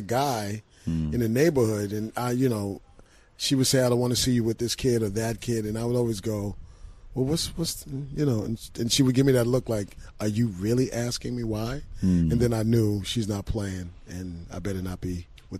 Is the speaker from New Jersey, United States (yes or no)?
no; New York City, New York, United States; where I grew up in Bronx River